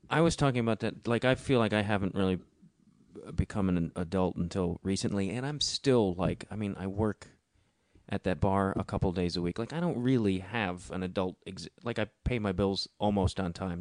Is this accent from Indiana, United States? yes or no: no; Chicago, Illinois, United States; it's my hometown